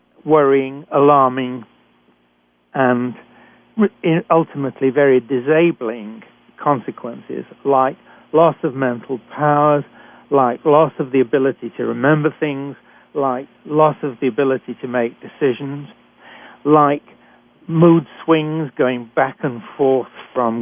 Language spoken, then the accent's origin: English; United Kingdom; accent: British; moved away as an adult; also born or lived in Canada; I'm a physician trained in Britain, and as you can tell from my accent